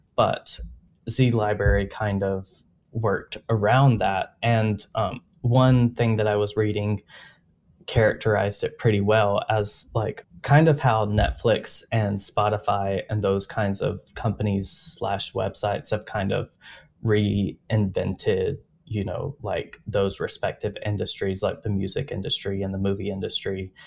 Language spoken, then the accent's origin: English; United States